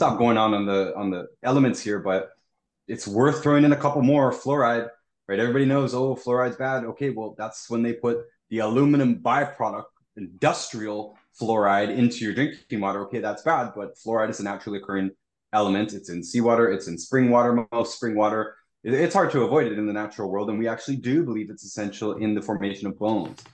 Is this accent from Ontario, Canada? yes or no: yes; Toronto, Ontario, Canada; I'm from Toronto